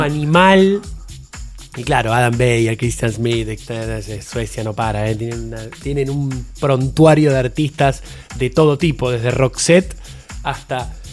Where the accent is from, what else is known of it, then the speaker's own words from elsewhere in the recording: Argentina; los que somos argentinos